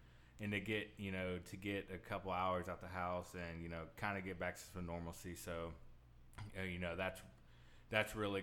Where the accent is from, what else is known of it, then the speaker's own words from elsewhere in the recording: Tomball, Texas, United States; moved away; where we grew up in Tomball's up north